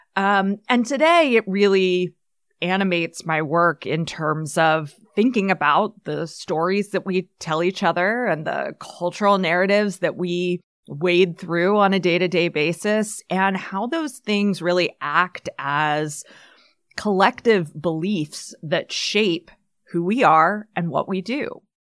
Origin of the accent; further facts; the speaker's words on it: United States; as an elder millennial growing up in the eighties, nineties, like, neoliberal capitalism was literally how I learned to think and act and behave as an American person